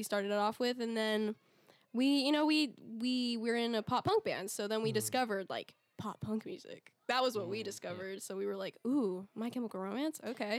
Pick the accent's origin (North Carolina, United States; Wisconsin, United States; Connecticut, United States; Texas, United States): Texas, United States; whenever I tell people I'm from Texas, they're like, oh, so like, you live on a farm?